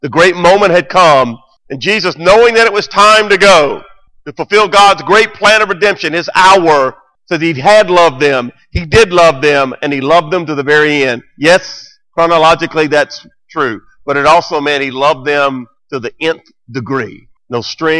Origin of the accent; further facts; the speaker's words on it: Memphis, Tennessee, United States; the church I grew up in here in Memphis